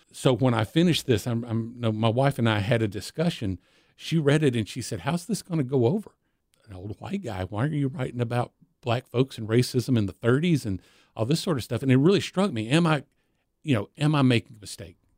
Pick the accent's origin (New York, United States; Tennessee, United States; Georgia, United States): Tennessee, United States; Nashville; I was born in 1966 in Nashville over here in the old Baptist Hospital. Uh, but where I grew up was on the outskirts of town, uh, right, right on the Williamson County line